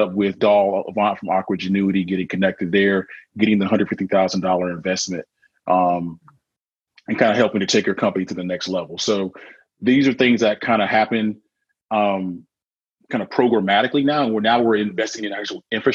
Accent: Mobile, Alabama, United States; I'm from Alabama, actually, so Mobile

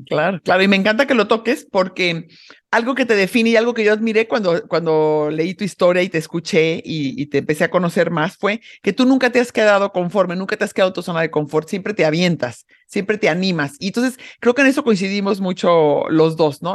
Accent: Mexico; soy una mexicana súper orgullosa de ser mexicana

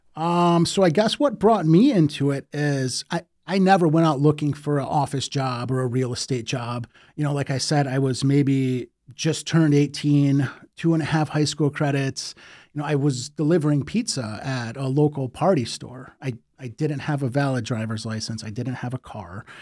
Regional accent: Detroit, Michigan, United States; born and raised in Detroit

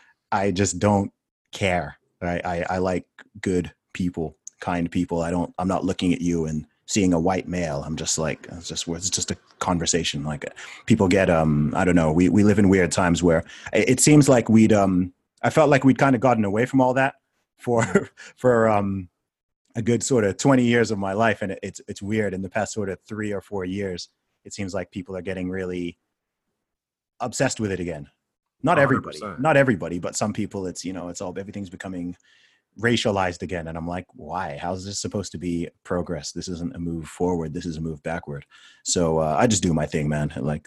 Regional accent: Saudi Arabia; accent: American; No, it's because it's from growing up in Saudi.

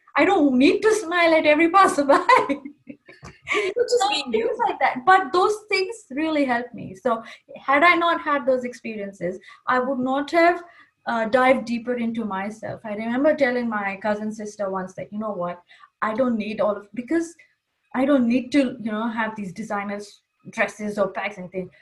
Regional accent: Kuwait; first language English; moved away as an adult; also born or lived in Pakistan; coming from Kuwait, English was my first language. We used to only speak in Urdu with my family

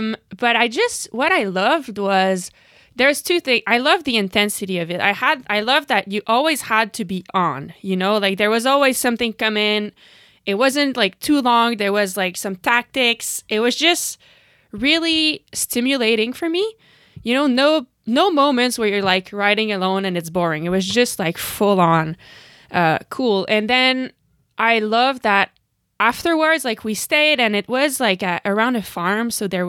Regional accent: Canada; But, you know, you asked about like being Canadian.

